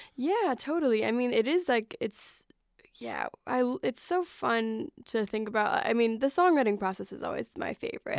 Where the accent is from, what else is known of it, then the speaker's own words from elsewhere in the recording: Cary, Illinois, United States; moved away; I grew up in like the flatlands of Illinois